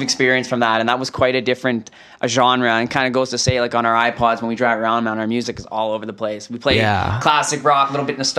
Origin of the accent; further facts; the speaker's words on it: Aldergrove, British Columbia, Canada; we grew up all in Aldergrove